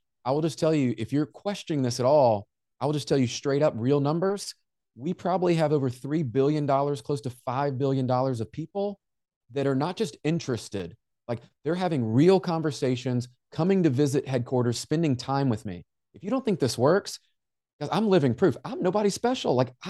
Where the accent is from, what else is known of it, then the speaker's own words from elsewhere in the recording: Memphis, Tennessee, United States; Jen, I grew up in Memphis, and I don't know if you know Memphis, Tennessee, but kind of a rough area that's there.